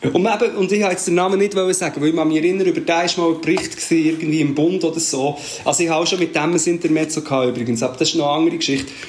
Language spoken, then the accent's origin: German; Portugal; ich bin ja das in Portugal aufgewachsen, ich weiß nicht, ob ich es schon erzählt habe.